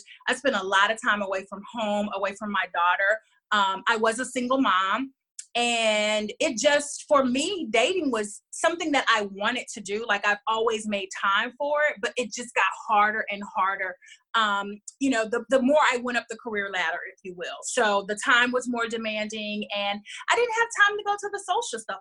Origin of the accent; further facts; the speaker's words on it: Houston, Texas, United States; moved away; also born or lived in Los Angeles; I'm originally from Houston, but I've been living in LA for about 7 years, and I moved back to Houston in 2014.